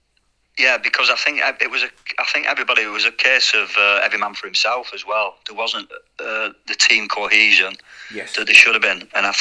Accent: Bolton, North West England, United Kingdom; born or raised there

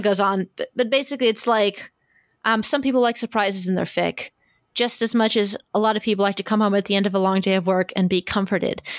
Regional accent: Kansas City, United States; this is my hometown, kind of my hometown con.

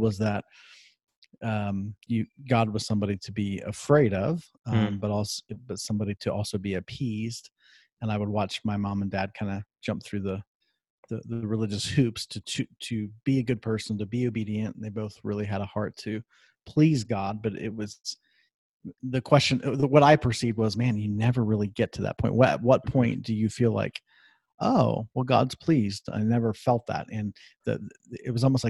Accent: Columbus, Ohio, United States; I'm originally from Columbus, Ohio, and that would make me a Buckeye fan. And I grew born and raised there

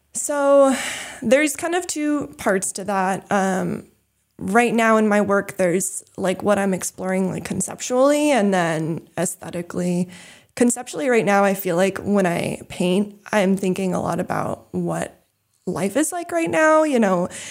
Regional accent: New England, United States; also born or lived in California; when my brother and I were fairly young, my parents had this dream of moving to New England, and so that's kinda how we ended up here

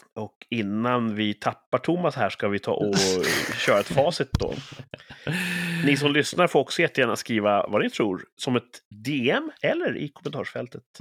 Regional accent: Sweden; jag är så typiskt svensk

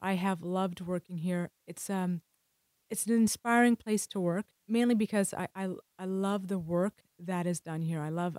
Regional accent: United Kingdom; moved away; I'm British.

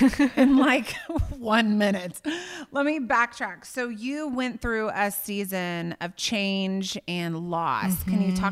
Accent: Indiana, United States; I remember growing up in Indiana one Easter, I was like seven, and it was snowing in Indiana on Easter.

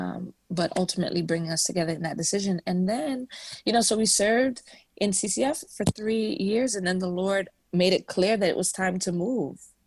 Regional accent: New York City, New York, United States; I'm from Brooklyn

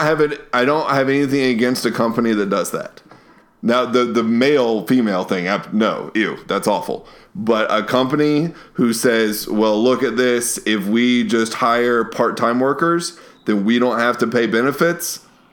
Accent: Kentucky, United States; I'm from Eastern Kentucky too.

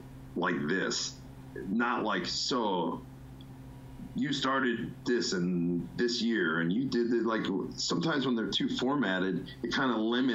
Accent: New Jersey, United States; moved away as an adult; now in Florida, United States; growing up in the Northeast

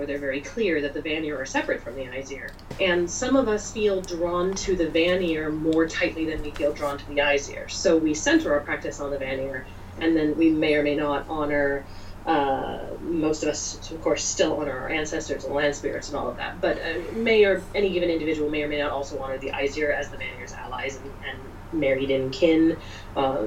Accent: California Bay Area, United States; I'm from California Bay Area where heathenry is pretty liberal.

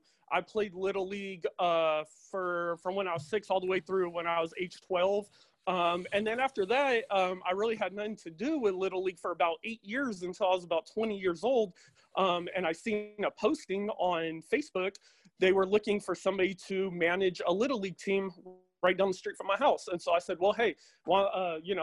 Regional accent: Stockton, California, United States; I'm from Stockton, California

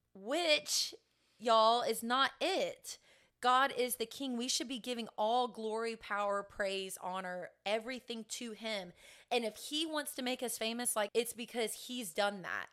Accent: Sebring, Florida, United States; I'm from Central Florida, grew up in Sebring

